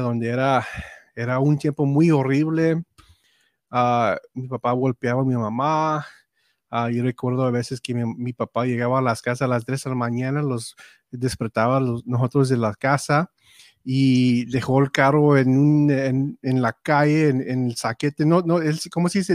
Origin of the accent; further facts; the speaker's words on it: Robstown, Texas, United States; first language English; Spanish is a second language; nací en Robson, Texas